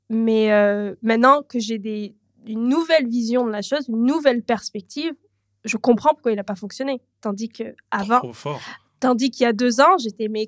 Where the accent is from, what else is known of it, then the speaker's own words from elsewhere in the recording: Canada; also born or lived in Toronto / south of France; J'ai habité à Toronto même seule pendant 7 ans ou 6 ans, comme ça, mais je suis canadienne. Et euh, en tout et pour tout, j'ai habité plus de 16 ou 17 ans au Canada.